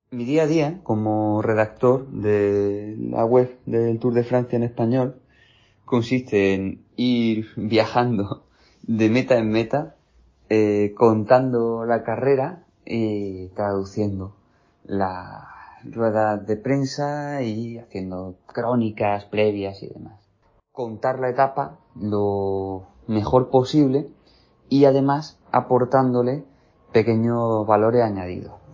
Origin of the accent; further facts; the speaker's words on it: Spain; soy periodista español especializado en ciclismo.